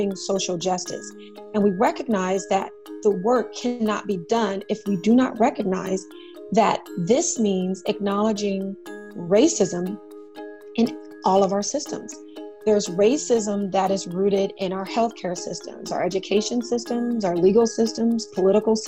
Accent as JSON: {"language": "English", "town": "San Diego", "region": "California", "country": "United States", "tie": "born or raised there", "also_born_or_lived": "San Francisco / Washington, D.C.", "said": "I was born and raised in Southeast San Diego"}